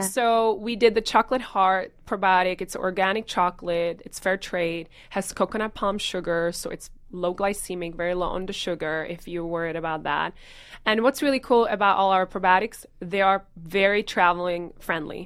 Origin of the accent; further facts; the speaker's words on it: Czechia; moved away as an adult; growing up in the Czech Republic and spending a lot of times on the weekends with my grandparents